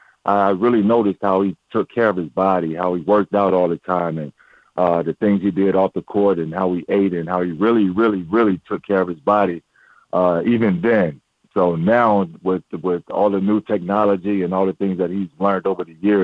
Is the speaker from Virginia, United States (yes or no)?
yes; Norfolk, Virginia, United States; I'm from Norfolk